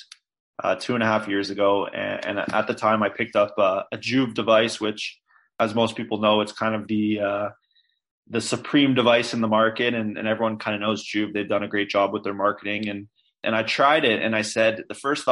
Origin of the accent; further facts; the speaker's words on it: Toronto, Ontario, Canada; from Toronto as well, born and raised here